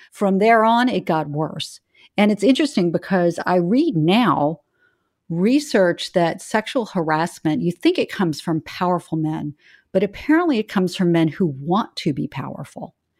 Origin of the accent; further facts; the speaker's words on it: Charleston, South Carolina, United States; moved away as an adult; I grew up in Charleston, South Carolina.